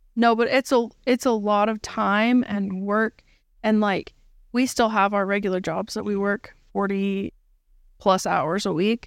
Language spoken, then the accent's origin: English; Utah, United States; we are from Utah